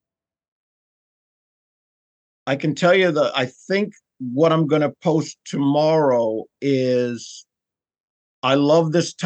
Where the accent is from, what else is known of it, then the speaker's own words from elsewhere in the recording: New York City, New York, United States; moved away; I'm from New York originally